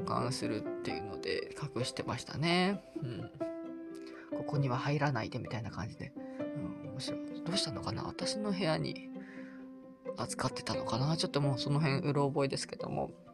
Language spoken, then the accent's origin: Japanese; Japan; moved away; also born or lived in Australia; 私も彼彼女も日本人なので